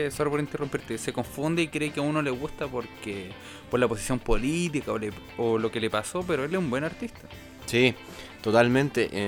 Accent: Chile; uno como chileno, si es que se considera patriota o algo así, debería conocer por lo menos algún disco de ellos

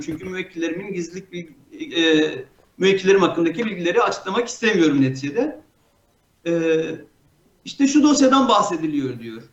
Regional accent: Mardin, Turkey; Mardinliyim, İstanbul Üniversitesi Hukuk Fakültesi mezunuyum

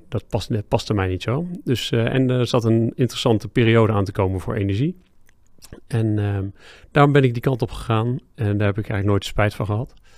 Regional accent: Driebergen, Utrecht, Netherlands; ik kom uit Driebergse.

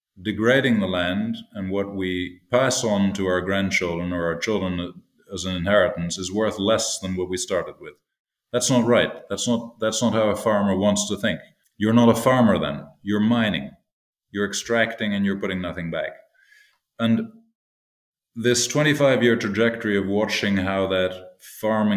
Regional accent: Toronto, Ontario, Canada; I grew up in Toronto, but we had a place outside where my parents still live in Ontario.

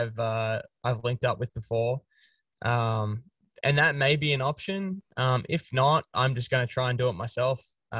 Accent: Australia; moved away as an adult; now in United States; I'm an Australian legally residing in the States.

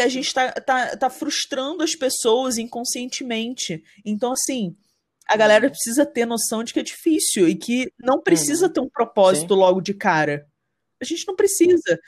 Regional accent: Rio de Janeiro, Brazil; now in São Paulo, Brazil; eu sou, sou, carioca e moro em São Paulo

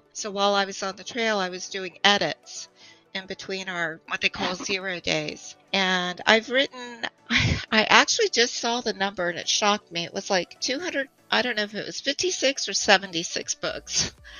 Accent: Montana, United States; also born or lived in Florida; And I'm originally from the Big Sky Country. So I'm originally from Montana.

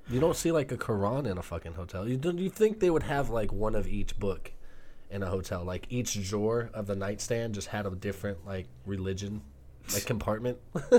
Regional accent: United States; Me being an American and being here since birth

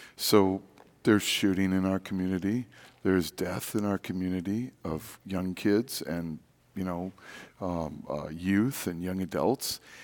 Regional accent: Wisconsin, United States; also born or lived in Rochester, New York; now in St. Louis, United States; I'm from Wisconsin

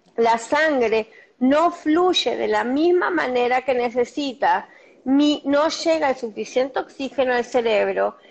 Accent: Argentina; yo soy argentina

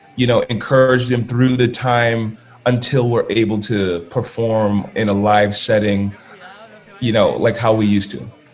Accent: California, United States; I'm from California, so it's a lot of Latin culture there.

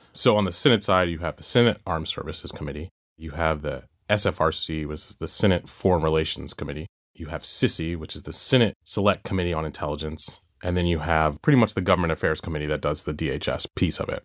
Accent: Georgia, United States; moved away; I'm from Georgia originally.

